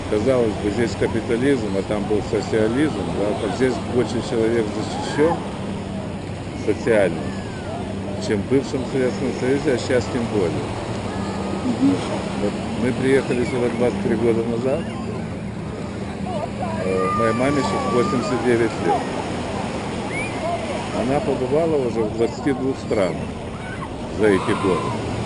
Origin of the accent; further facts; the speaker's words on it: Odesa, Odesa Oblast, Ukraine; now in New York, United States; я одессит вообще просто.